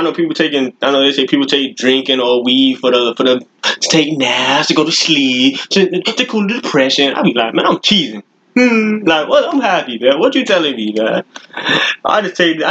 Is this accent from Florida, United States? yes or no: yes; Florida, United States; I'm from Florida.